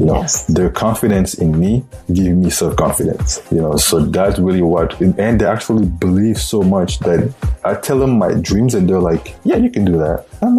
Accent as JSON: {"language": "English", "country": "Cameroon", "also_born_or_lived": "Belgium", "second_language": "English", "moved": "as an adult", "lives_now": "United States", "said": "Well, I'm from Cameroon in Africa. Actually, I was born in Belgium."}